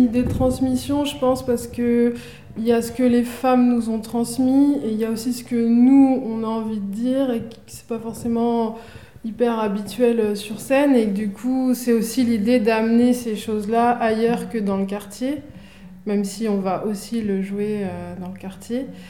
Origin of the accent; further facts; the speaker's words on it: Ivry-sur-Seine, Île-de-France, France; j'ai grandi à Ivry-sur-Seine, dans une cité